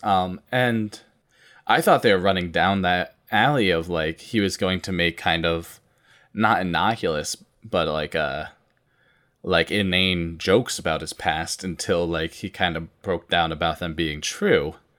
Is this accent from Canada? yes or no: no; Vermont, United States; I grew up in Vermont